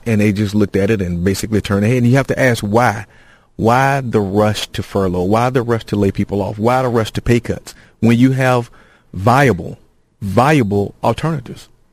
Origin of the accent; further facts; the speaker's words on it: Gainesville, Georgia, United States; in Gainesville, my hometown